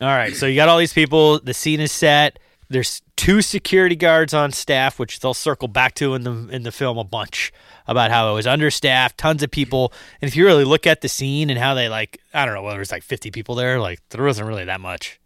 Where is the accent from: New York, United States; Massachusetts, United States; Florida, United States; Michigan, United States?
Massachusetts, United States; we're from Massachusetts